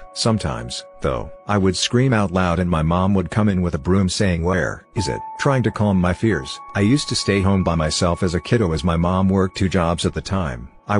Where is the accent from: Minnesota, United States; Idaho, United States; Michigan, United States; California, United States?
Idaho, United States; this very strange old place I grew up way out in the Idaho mountains.